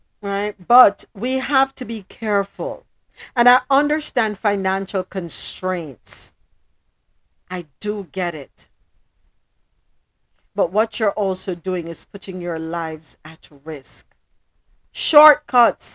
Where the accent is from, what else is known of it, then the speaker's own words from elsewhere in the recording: Jamaica; my country, my home country, Jamaica.